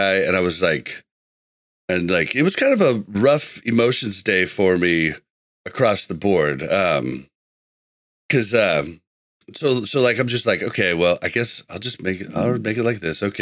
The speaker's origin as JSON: {"language": "English", "region": "Midwest", "country": "United States", "said": "I'm from the Midwest"}